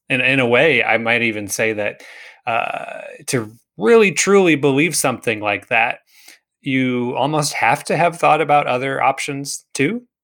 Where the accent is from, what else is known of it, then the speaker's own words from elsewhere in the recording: United States; I was born in the United States to Christian parents